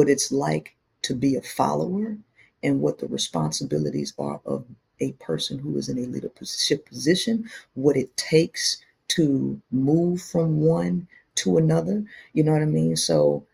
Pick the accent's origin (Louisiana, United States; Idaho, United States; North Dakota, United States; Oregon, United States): Louisiana, United States; Shreveport; I grew up in Shreveport, Louisiana